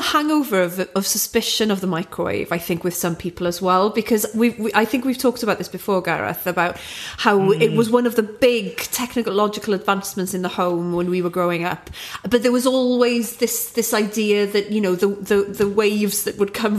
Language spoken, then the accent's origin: English; Aberystwyth, Wales, United Kingdom; growing up in Aberystwyth, it's quite a small town. Even though there were loads of places to drink, it was still a small town.